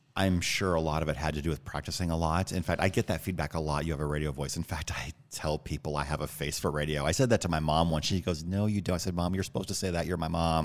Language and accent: English; Northwood, Iowa, United States; moved away; also born or lived in Illinois; And I grew up in Iowa, a little town called Northwood.